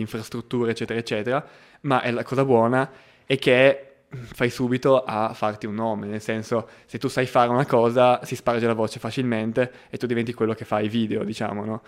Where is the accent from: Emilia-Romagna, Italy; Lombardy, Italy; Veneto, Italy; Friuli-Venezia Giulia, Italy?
Friuli-Venezia Giulia, Italy; Gorizia; moved away as an adult; also born or lived in Trieste; now in Milan, Italy; Io vengo da Gorizia, eh, che è una cittadina di trentacinquemila anime sul confine tra Italia e Slovenia